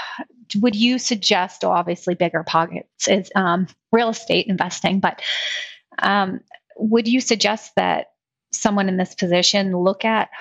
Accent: Northeast, United States; Unfortunately, we're from up northeast.

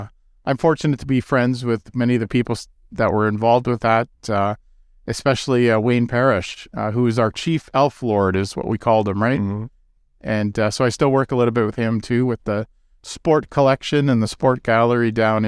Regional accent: Kitchener, Ontario, Canada; now in Toronto, Canada; I live in Toronto in the West End, though I grew up in Kitchener.

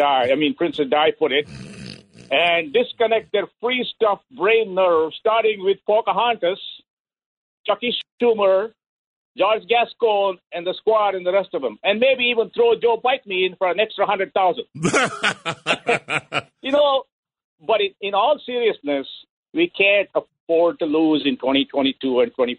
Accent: India; English is a second language; I am an Indian, and I don't own a 7-Eleven because I lost my slight Indian accent a long time ago.

